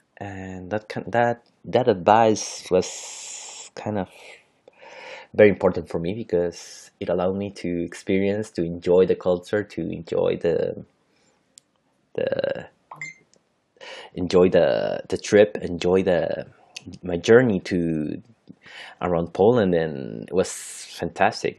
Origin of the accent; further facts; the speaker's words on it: Santiago, Santiago Metropolitan Region, Chile; first language Spanish; English is a second language; I'm from Santiago, Chile, so that is in South America.